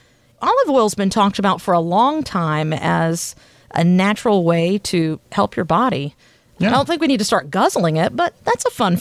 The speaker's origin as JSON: {"language": "English", "region": "the South", "country": "United States", "tie": "born or raised there", "said": "As a Southerner born and raised in the South"}